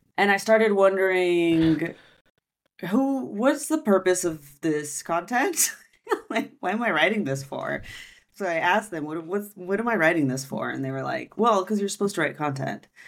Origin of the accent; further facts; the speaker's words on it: United States; first language French; now in Barcelona, Spain; I'm from America